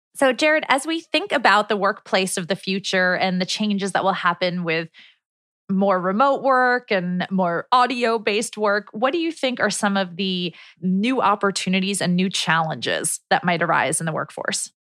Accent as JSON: {"language": "English", "town": "New York City", "region": "New York", "country": "United States", "tie": "born or raised there", "said": "We both grew up in New York City"}